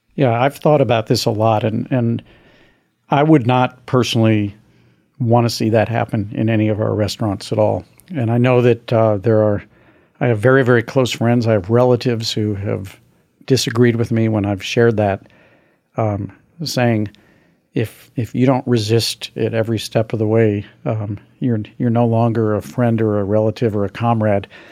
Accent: Missouri, United States; my home state of Missouri

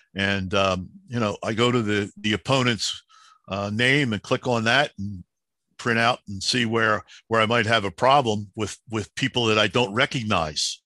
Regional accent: Philadelphia, Pennsylvania, United States; I'm the kid from Southwest Philly that plays street hockey

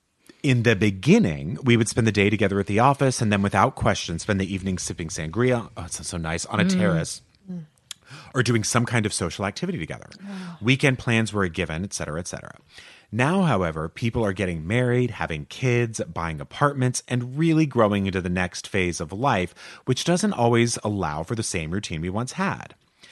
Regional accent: Canada; moved away as an adult; now in Madrid, Spain; I am a Canadian expat living and working in Madrid for the last 8 years.

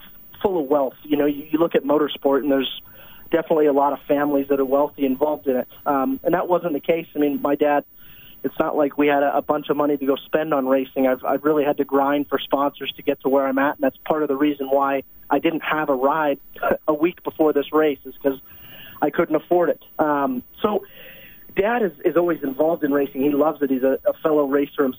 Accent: Canada; Being a Canadian

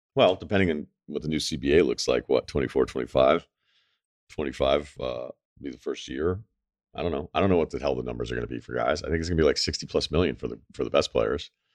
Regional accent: Massachusetts, United States; we're from Mass

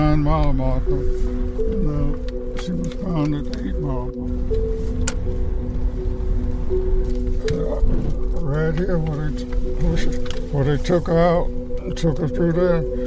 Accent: Ben Hill County, Georgia, United States; moved away as an adult; also born or lived in Buffalo, New York; I was born and raised in Van Hill County. This is my home

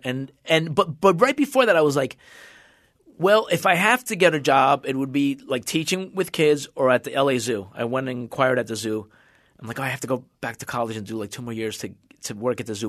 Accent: Union City, New Jersey, United States; moved away as an adult; also born or lived in Cuba / Venezuela / Massachusetts; now in Los Angeles, United States; we went to New Jersey, and I grew up in New Jersey.

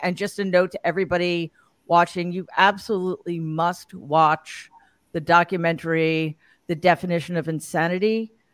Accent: New York City, New York, United States; my hometown, the Gramercy Theater in New York City

